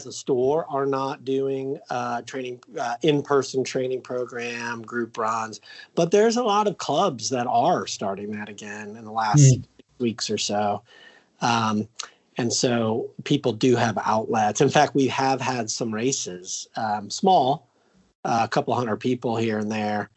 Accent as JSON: {"language": "English", "region": "Ohio", "country": "United States", "tie": "born or raised there", "said": "I grew up in Ohio"}